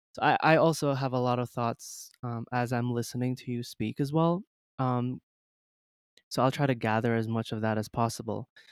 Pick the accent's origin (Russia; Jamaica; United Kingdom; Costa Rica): Jamaica; moved away as an adult; also born or lived in China; I was born in China, but then I moved to Jamaica at the age of five or six, um, so I'm, I was basically raised in Jamaica